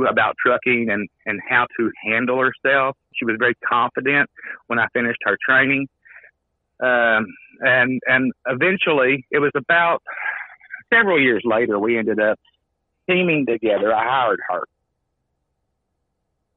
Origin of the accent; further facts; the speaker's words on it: Kentucky, United States; I'm from Kentucky